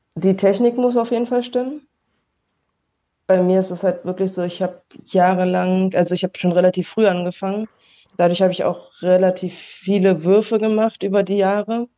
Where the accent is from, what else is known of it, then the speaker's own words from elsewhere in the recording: Berlin, Germany; now in Kaiserslautern, Germany; ich wohne jetzt aktuell in Kaiserslautern, aber ich komme eigentlich aus Berlin und spiele auch noch für Berlin